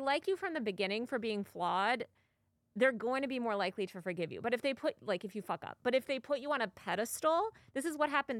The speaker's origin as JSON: {"language": "English", "region": "New York", "country": "United States", "tie": "born or raised there", "moved": "as an adult", "lives_now": "Los Angeles, United States", "said": "I've lived in New York over half my life. I was born in New York."}